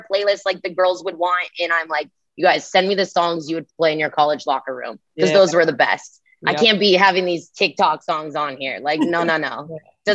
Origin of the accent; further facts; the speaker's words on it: Rancho Cucamonga, California, United States; moved away as an adult; now in Kansas City, United States; my hometown in freaking California